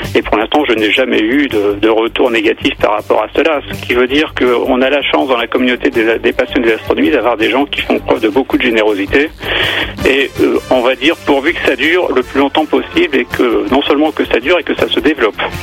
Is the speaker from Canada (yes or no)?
no; the North, Hauts-de-France, France; Chez nous, dans le Nord